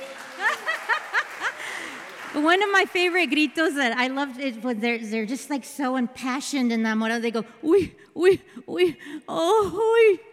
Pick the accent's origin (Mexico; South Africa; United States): Mexico; I'm from Mexico